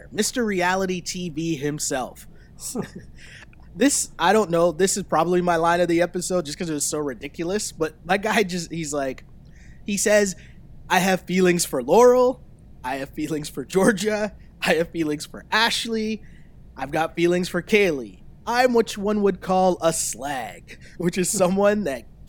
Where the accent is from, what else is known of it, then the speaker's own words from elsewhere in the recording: Toronto, Ontario, Canada; we're both from Toronto